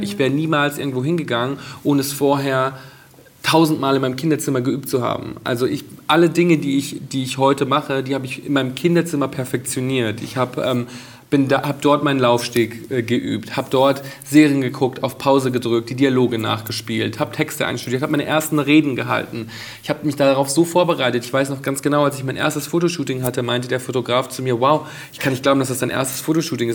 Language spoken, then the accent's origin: German; Bad Reichenhall, Bavaria, Germany; now in Berlin, Germany; meine Jugend in Bad Reichenhall zu Hause